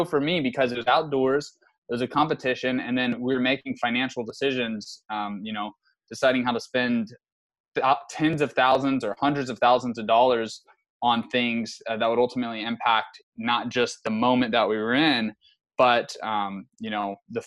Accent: San Antonio, Texas, United States; also born or lived in Lubbock, Texas; I'm from San Antonio originally

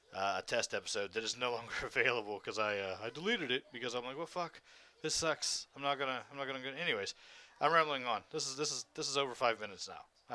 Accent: Ohio, United States; also born or lived in West Virginia; I'm from fucking Ohio. I was born in West Virginia.

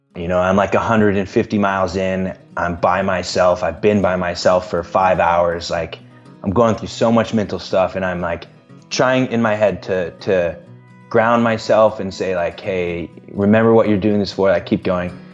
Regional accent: Central Illinois, United States; moved away as an adult; also born or lived in Central Iowa; now in Des Moines, United States; I grew up in Central Illinois, and then I lived in Central Iowa for six years

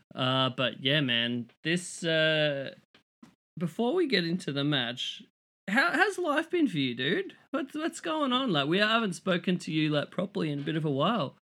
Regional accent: Australia; as an Australian, like, coming to Chicago

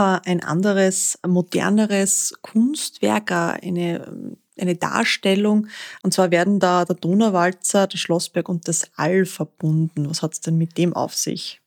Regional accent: Styria, Austria; also born or lived in Upper Austria; now in Linz, Austria; Als Exilsteirerin in Oberösterreich freut es mir natürlich umso mehr, dass mein Heimatbundesland jetzt endlich vertreten ist

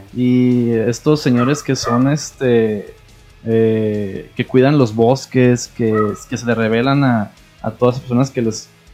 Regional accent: Mexico; uno como mexicano

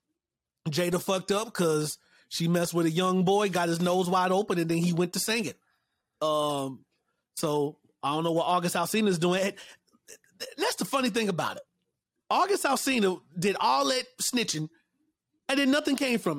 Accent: North Carolina, United States; I'm from North Carolina

